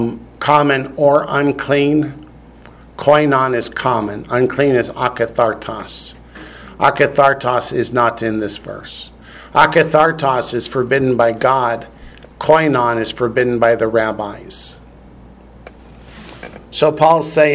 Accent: Northern Ohio, United States; I grew up in Northern Ohio, where in the schools, every Friday we had to have fish

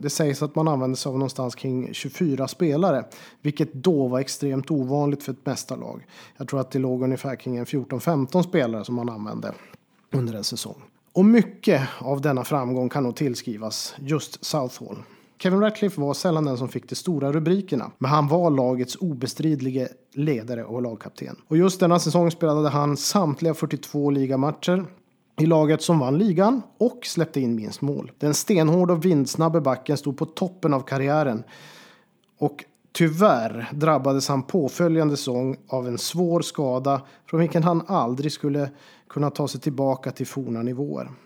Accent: Boden, Norrbotten County, Sweden; min hemstad Boden

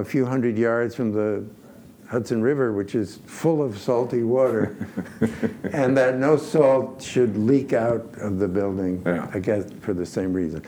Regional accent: Poland; moved away; I was born in Poland

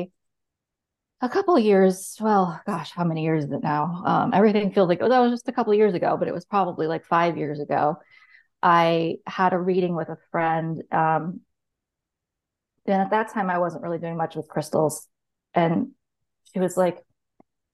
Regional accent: Rhode Island, United States; moved away; also born or lived in Portsmouth, New Hampshire; I grew up in Rhode Island

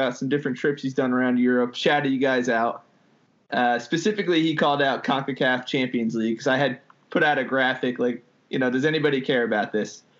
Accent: New Jersey, United States; now in Maryland, United States; I'm originally from Jersey

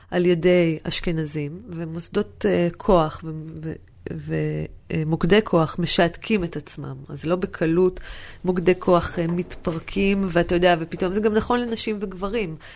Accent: Northern District, Israel; אני מסתכלת למשל על האזור שאני גדלתי בו, אז יש את כפר גלעדי, ששם זה מחצבות כפר גלעדי, ומפעל אופטיקה

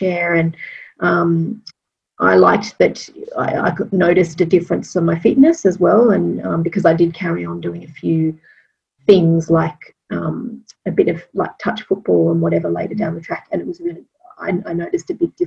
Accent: Sydney, New South Wales, Australia; moved away; I'm from Sydney originally

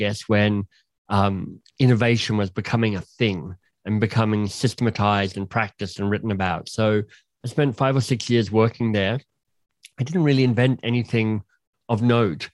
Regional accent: Canberra, Australian Capital Territory, Australia; moved away as an adult; I'm Australian by birth. I grew up in Canberra

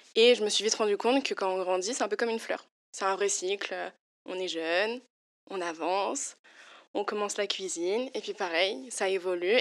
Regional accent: Lyon countryside, Auvergne-Rhône-Alpes, France; moved away as an adult; now in Paris, France; je, viens, je viens de Lyon, la campagne lyonnaise. Ça fait quelques années que j'habite sur Paris maintenant.

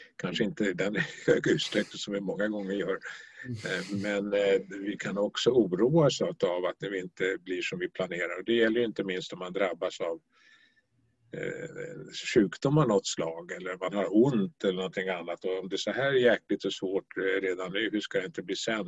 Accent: Stockholm, Stockholm County, Sweden; moved away as an adult; also born or lived in Norrbotten; now in Skåne, Sweden; är född och uppvuxen i Stockholm

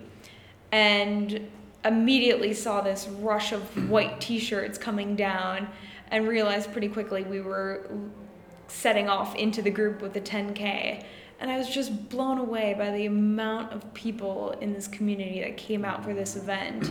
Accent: Minnesota, United States; moved away as an adult; now in London, United Kingdom; I'm originally from Minnesota in the US, and I have currently been living in London for the last 3 years

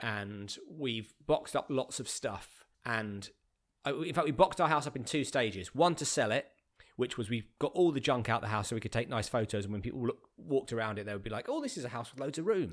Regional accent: Bromley, London, United Kingdom; also born or lived in Streatham / Beckenham; I grew up in Bromley, so I've, I've, I've just moved to a different part of the same borough that I was born in.

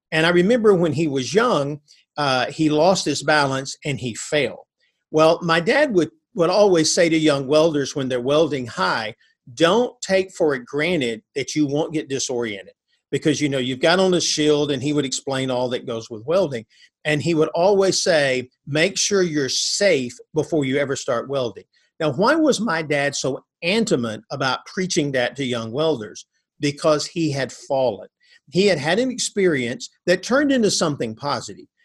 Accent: North Alabama, United States; I grew up in North Alabama.

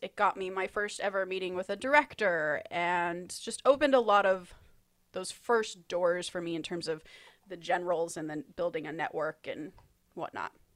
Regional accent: United States; I'm an American who wants to write movies

